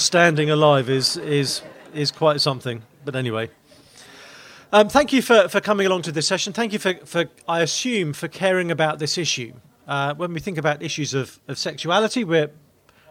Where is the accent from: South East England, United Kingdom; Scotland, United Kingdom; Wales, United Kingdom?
South East England, United Kingdom; Maidenhead; From a town called Maidenhead in Berkshire, which is a bit to the west of London